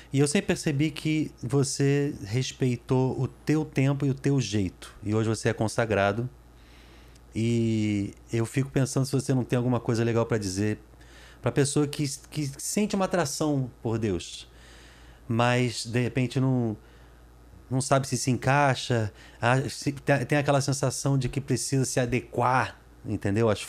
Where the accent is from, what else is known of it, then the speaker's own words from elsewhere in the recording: Lisbon, Portugal; Lisboa, mas Lisboa minha terra, minha casa.